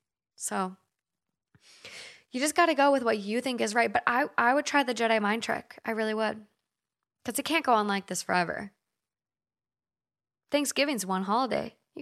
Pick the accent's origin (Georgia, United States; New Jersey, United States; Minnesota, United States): Minnesota, United States; now in Los Angeles, United States; We're from Minnesota. If you're not familiar with Minnesota or the Midwest, some Midwest places call the things that you get from a store, we say bag.